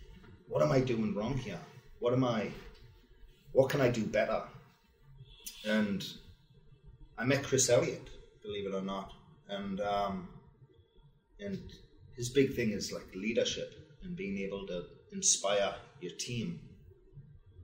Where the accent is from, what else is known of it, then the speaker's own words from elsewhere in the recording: Wallsend, North East England, United Kingdom; moved away as an adult; now in United States; I'm from Wall's End, which is an old Roman Empire town where the Roman Wall ended, in Newcastle, Northeast England